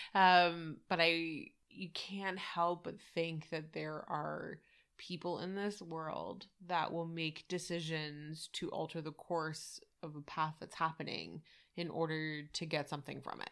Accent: Canada; being Canadian

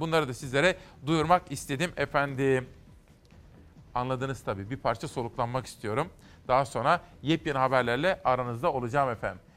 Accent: Kütahya, Turkey; benim memleketime Kütahya'ya

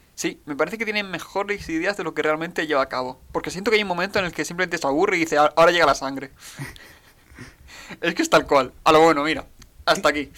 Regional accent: Spain; soy español

